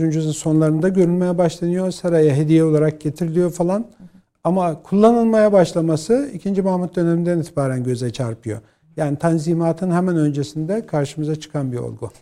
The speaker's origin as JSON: {"language": "Turkish", "region": "Bolu Province", "country": "Turkey", "tie": "born or raised there"}